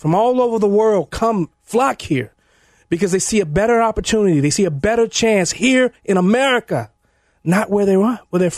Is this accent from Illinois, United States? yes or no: yes; Chicago, Illinois, United States; I grew up in Chicago. I grew up in the machine